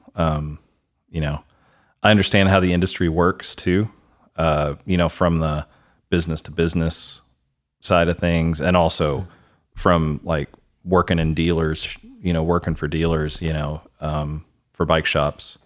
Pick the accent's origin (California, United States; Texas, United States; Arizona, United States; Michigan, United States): Texas, United States; Wichita Falls; moved away as an adult; now in Denton, United States; I grew up in Wichita Falls